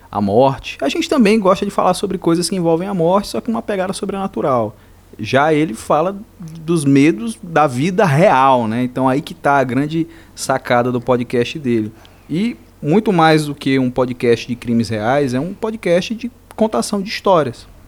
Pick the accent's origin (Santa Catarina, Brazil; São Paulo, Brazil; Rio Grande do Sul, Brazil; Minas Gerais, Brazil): Rio Grande do Sul, Brazil; Do Rio Grande do Sul, um gaúcho.